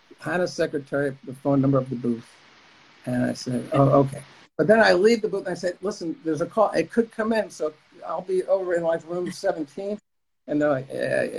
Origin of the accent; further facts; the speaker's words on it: New Jersey, United States; moved away; I'm from New Jersey.